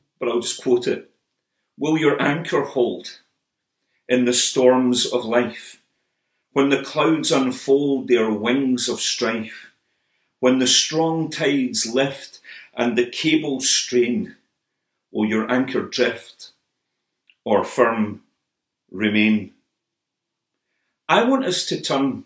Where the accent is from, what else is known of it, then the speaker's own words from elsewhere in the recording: Motherwell, Scotland, United Kingdom; Motherwell, my hometown